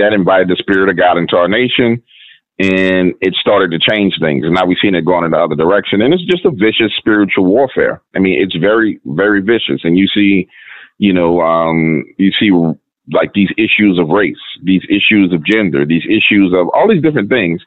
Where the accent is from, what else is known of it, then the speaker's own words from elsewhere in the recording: United States; I'm American.